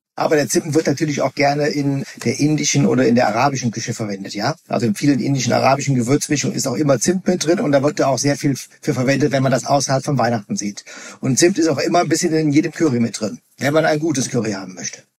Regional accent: Rhineland, Germany; bei uns im Rheinland

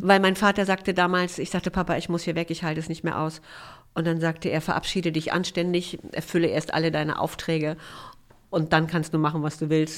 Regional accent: Ribnitz-Damgarten, Mecklenburg-Vorpommern, Germany; moved away as an adult; also born or lived in Rostock / Erfurt / Weimar; now in Berlin, Germany; Da bin ich aufgewachsen

